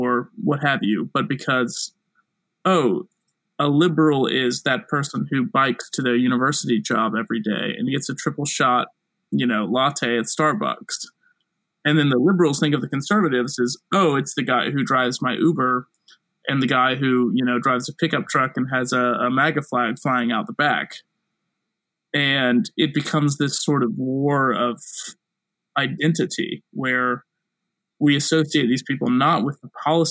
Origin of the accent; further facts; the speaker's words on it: South Carolina, United States; I'm from South Carolina